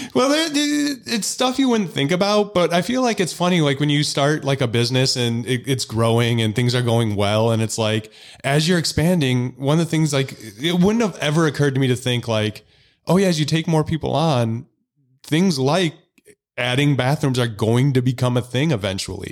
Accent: Illinois, United States; I'm from Illinois

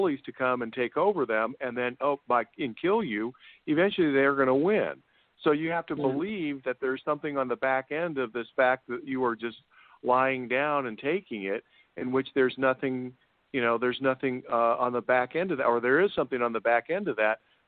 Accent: United States; I'm American

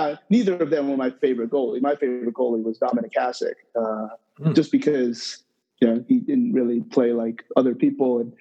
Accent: Toms River, New Jersey, United States; moved away as an adult; now in New York, United States; Born in New York, but not raised. Okay. Raised in Tom's River, New Jersey

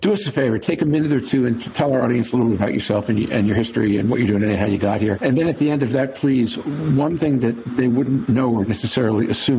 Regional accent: United States; I actually am American-born

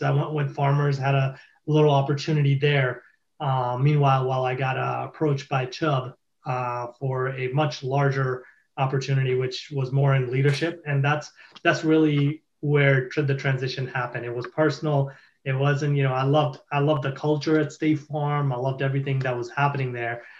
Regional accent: Boston, Massachusetts, United States; I'm from Boston

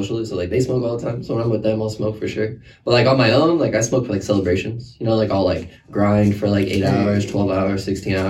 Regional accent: Tacoma, Washington, United States; also born or lived in Lakewood, Washington; I was born in Lakewood, Washington, but I grew up in Tacoma

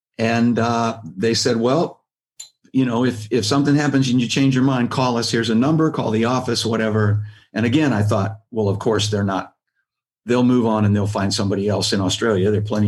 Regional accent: Midwest, United States; I came from the Midwest.

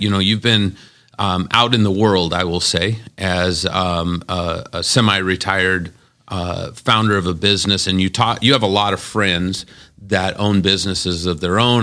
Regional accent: Las Vegas, Nevada, United States; I'm born and raised in Las Vegas. I've never lived any place else.

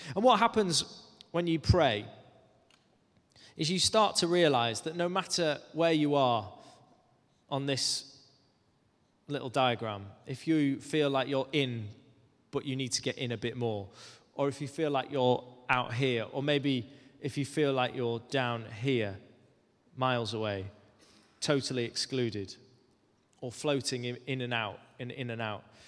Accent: Cumbria, North West England, United Kingdom; moved away; I grew up in Cumbria, which is quite a way away from London.

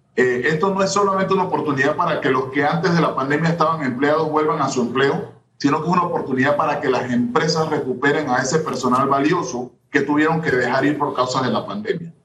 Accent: Panamá Oeste, Panama; soy de Panamá Oeste

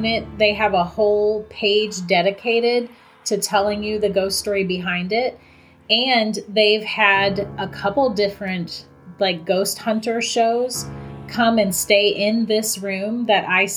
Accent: St. Augustine, Florida, United States; I'm from St. Augustine

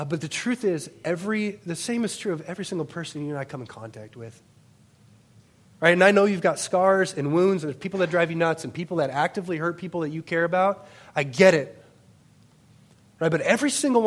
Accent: Worthington, Minnesota, United States; I grew up in Worthington, Minnesota

